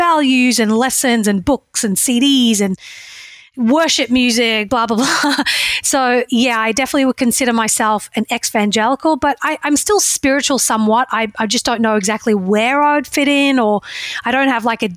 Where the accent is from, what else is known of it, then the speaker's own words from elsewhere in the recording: Australia; moved away as an adult; now in United States; I grew up in Australia where the political and religious environment were completely separate